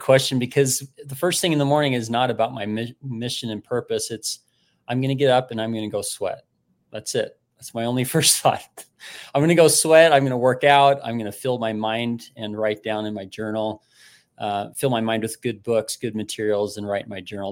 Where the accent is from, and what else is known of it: Utah, United States; moved away as an adult; also born or lived in Missouri / Nashville, Tennessee